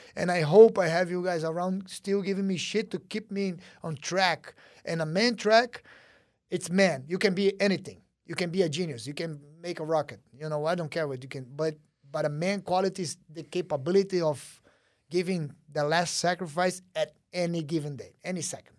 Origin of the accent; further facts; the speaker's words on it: Brazil; moved away; growing up in Brazil